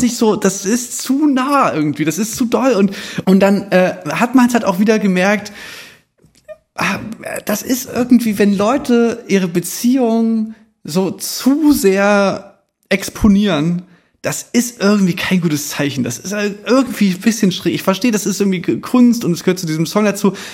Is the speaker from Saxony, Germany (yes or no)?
yes; Chemnitz, Saxony, Germany; Bei uns in Chemnitz gab es da wirklich viele so, so Abrisshäuser, so, wir sind ja so Nachwendekinder